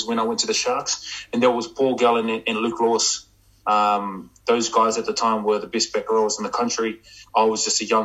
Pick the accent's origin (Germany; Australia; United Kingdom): Australia; Penrith, New South Wales; I'm going to be playing for my hometown team, Penrith Panthers